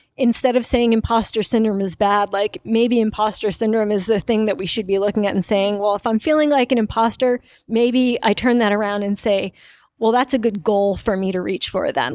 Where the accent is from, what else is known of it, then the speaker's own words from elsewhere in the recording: New York, United States; moved away as an adult; also born or lived in Wisconsin; I grew up in New York